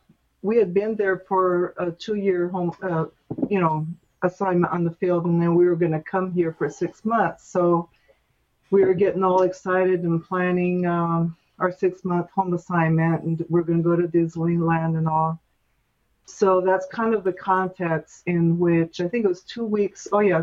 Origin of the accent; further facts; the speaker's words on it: Brazil; now in California, United States; I did college there and grew up there, and then we worked on the field there. So I'd say I'm from Brazil.